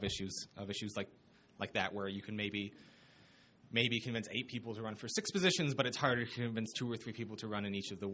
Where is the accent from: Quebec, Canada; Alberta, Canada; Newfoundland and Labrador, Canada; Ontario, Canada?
Ontario, Canada; Hamilton; now in Lethbridge, Canada; I'm originally from Hamilton